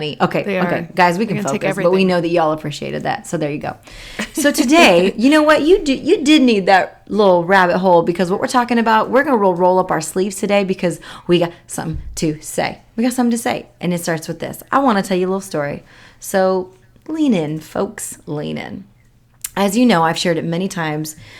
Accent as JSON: {"language": "English", "town": "Chehalis", "region": "Washington", "country": "United States", "tie": "born or raised there", "said": "I grew up in the Chehalis, Washington area"}